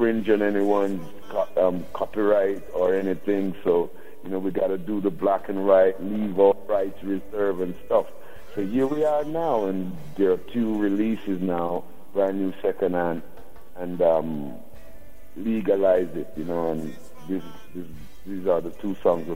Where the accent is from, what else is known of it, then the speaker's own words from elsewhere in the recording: Saint Thomas, Jamaica; being a youth coming from the country, I was born in St. Thomas, which is on the eastern side of Jamaica